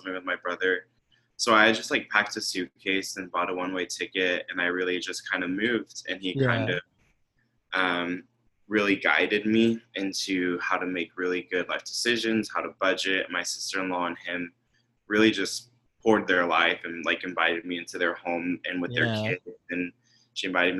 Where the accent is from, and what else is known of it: Orlando, Florida, United States; born or raised there; moved away as an adult; also born or lived in Houston, Texas